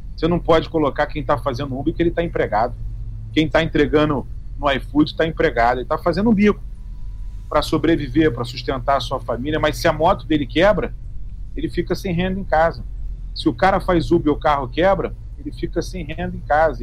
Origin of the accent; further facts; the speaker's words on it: Duque de Caxias, Rio de Janeiro, Brazil; Eu sou de uma cidade do Caxias